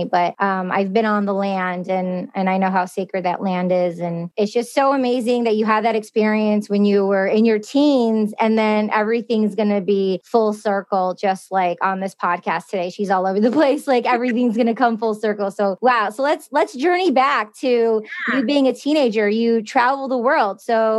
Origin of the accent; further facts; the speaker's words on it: Michigan, United States; I'm originally from Michigan.